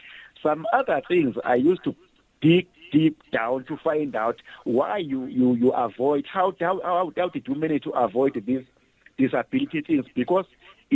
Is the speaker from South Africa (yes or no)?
yes; South Africa; I am a Zulu, I was born from Gwanongoma.